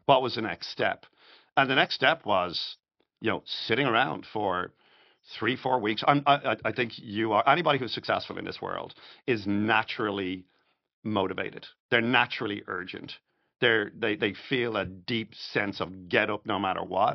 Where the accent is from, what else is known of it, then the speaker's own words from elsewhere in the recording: Dublin, Leinster, Ireland; moved away as an adult; also born or lived in New York; now in Florida, United States; I'm Irish, I'm from Dublin